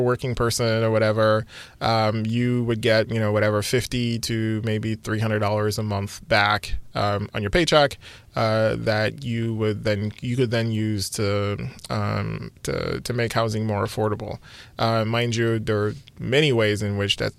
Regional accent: Texas, United States; I'm from Texas

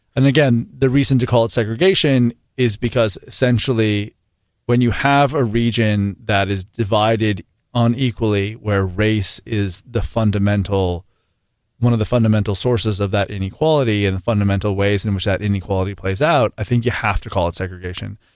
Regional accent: the Bay Area, California, United States; I grew up in the Bay.

